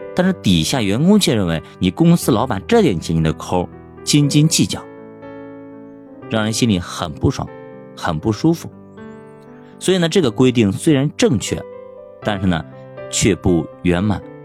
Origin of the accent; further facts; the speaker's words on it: China; 这让我们中国人理解不了啊